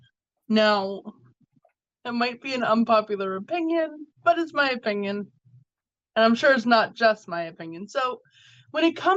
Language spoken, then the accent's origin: English; Massachusetts, United States; my home state.